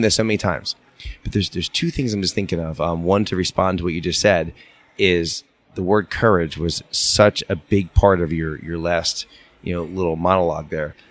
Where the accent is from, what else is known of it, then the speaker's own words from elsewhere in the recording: Philadelphia, Pennsylvania, United States; moved away as an adult; now in upstate New York, United States; we've always wanted to go back to our hometown. We're from Philadelphia, the suburbs of Philadelphia. We're living in upstate New York